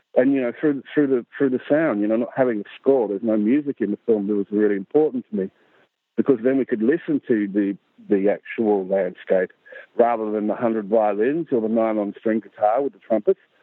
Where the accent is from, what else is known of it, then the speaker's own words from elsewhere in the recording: Central Australia, Australia; Aboriginal from Central Australia